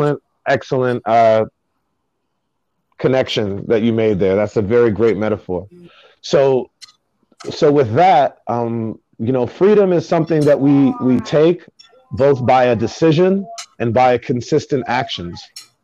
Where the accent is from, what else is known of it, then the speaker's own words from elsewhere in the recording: Jamaica; As I mentioned before, me being Jamaican